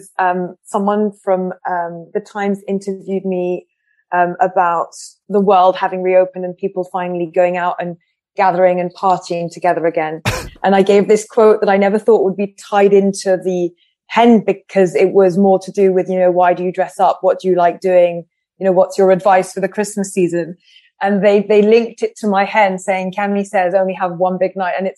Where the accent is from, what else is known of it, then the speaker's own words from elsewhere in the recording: France; moved away as an adult; also born or lived in Paris; now in London, United Kingdom; I grew up in France, I grew up speaking English